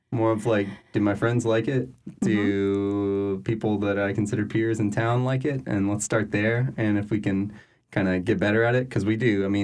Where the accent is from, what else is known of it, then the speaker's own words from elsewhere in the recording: Louisiana, United States; I'm from South Louisiana still.